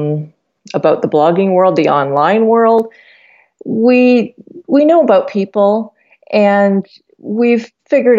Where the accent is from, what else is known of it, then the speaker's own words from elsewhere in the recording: Canada; my husband and I were both born and raised in Canada